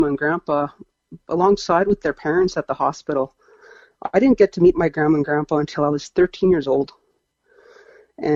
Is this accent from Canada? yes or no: yes; Abbotsford, British Columbia, Canada; I was born in Abbotsford, BC, and my mom is a West Coast native as well.